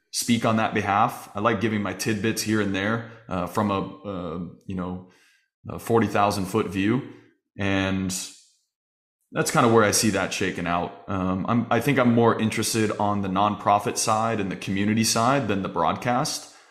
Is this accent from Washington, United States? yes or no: no; Arizona, United States; growing up in Arizona, we had a small league